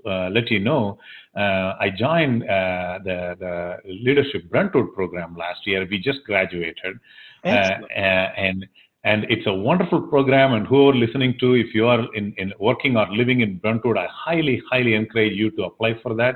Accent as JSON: {"language": "English", "region": "Tamil Nadu", "country": "India", "tie": "born or raised there", "also_born_or_lived": "Nashville, Tennessee", "first_language": "Tamil", "second_language": "English", "moved": "yes", "lives_now": "Tennessee, United States", "said": "I grew up a part of India that this language is dominant"}